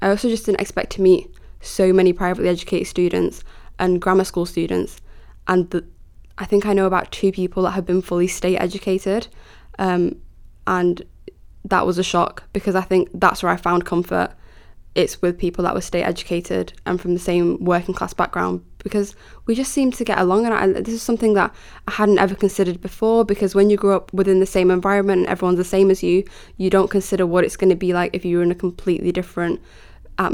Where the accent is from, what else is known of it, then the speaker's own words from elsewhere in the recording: Manchester, North West England, United Kingdom; So somebody asked me, like, where are you from? And I was like, Manchester. Yeah, I know, I sound like a chav.